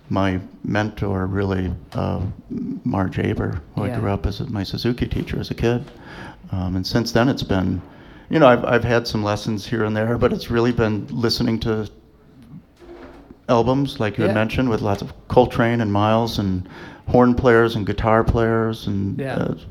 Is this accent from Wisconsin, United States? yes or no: yes; Appleton, Wisconsin, United States; a happy little community of great musicians up where I grew up in Appleton